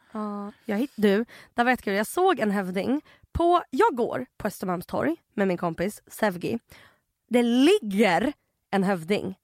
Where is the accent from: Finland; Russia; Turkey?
Russia; now in Sweden; jag är ryss